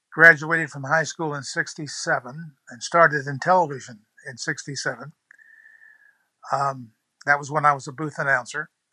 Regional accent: New Bern, North Carolina, United States; I grew up in New Bern, graduated high school here, started my TV career here

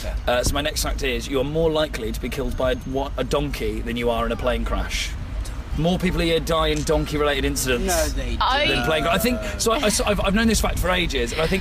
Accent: Oxford, South East England, United Kingdom; I am from Oxford

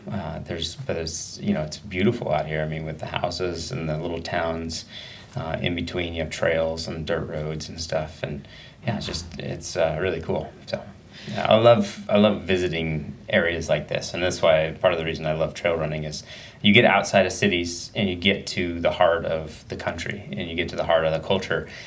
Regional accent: Medford, Oregon, United States; also born or lived in Sacramento, California; now in Bend, United States; went to school and everything in Southern Oregon, Medford area, and grew up there

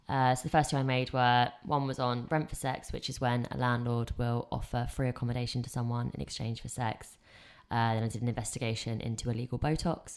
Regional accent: England, United Kingdom; I grew up in England.

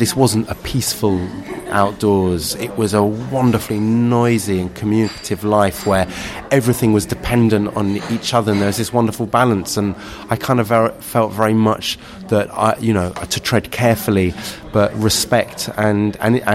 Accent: London, United Kingdom; I grew up in Kentish Town in central London

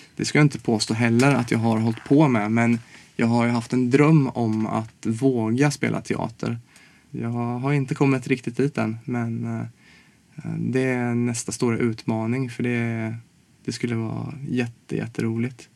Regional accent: Småland, Sweden; now in Stockholm, Sweden; jag kommer från Småland

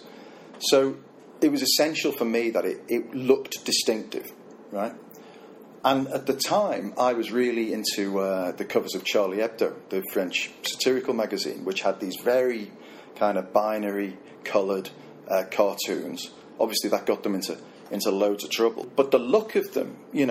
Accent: Liverpool, North West England, United Kingdom; I'm from Liverpool

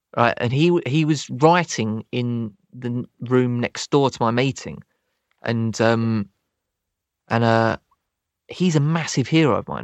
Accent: Croydon, London, United Kingdom; born or raised there

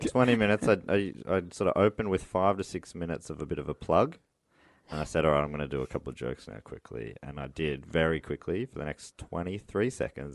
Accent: Moorabbin, Victoria, Australia; I grew up in Moorabbin

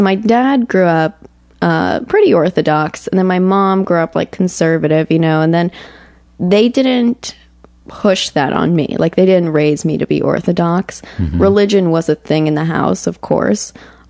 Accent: Aventura, Florida, United States; I grew up in Aventura, which is like a very, very small...

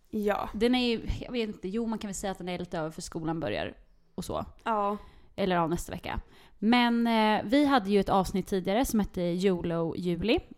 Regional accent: Linköping, Östergötland, Sweden; now in Stockholm, Sweden; jag kommer ju från Linköping från början

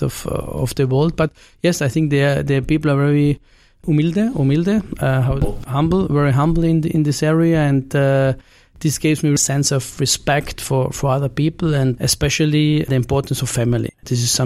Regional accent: Carinthia, Austria; moved away as an adult; also born or lived in Vienna, Austria / Italy / Barcelona, Spain; I spent the first 18 years in Carinthia of my life.

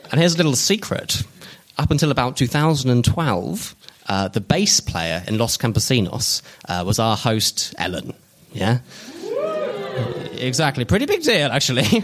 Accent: South East England, United Kingdom; Uh, in my hometown in Oxfordshire.

